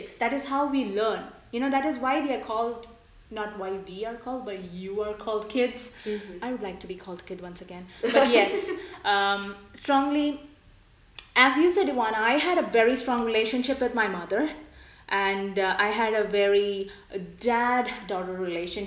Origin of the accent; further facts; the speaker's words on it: India; I, being an Indian national and my childhood being an Indian